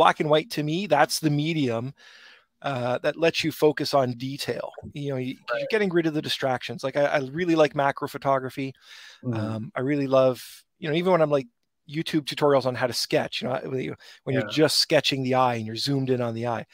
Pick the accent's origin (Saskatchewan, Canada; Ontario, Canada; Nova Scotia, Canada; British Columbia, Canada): Ontario, Canada; Brampton; I grew up in Heart Lake